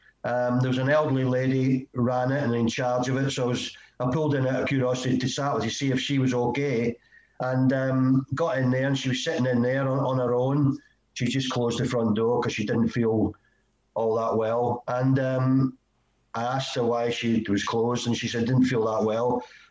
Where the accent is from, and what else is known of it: Scotland, United Kingdom; now in Sale, United Kingdom